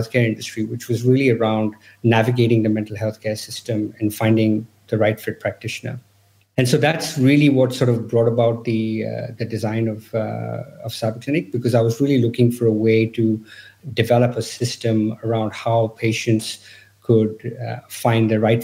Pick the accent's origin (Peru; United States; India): India; moved away; I'm originally from India.